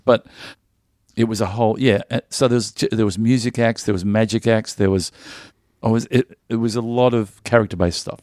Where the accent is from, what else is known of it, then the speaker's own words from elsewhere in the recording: Melbourne, Victoria, Australia; I, I grew up in the northern suburbs in Strathmore